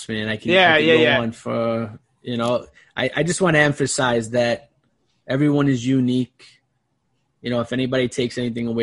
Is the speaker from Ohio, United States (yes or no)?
no; New York City, New York, United States; growing up in Brooklyn in a blue collar family